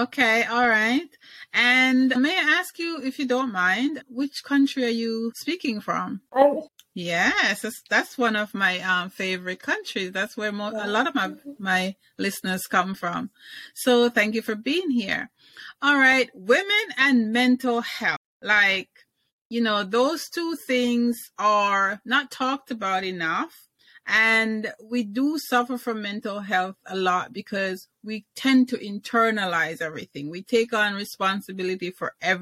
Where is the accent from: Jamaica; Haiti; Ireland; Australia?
Jamaica; I was born in Jamaica